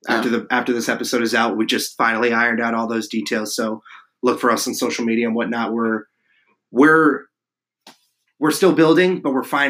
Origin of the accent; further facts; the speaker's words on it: New Jersey, United States; the Metropolitan Riveters out of Monmouth Park, New Jersey, my home state.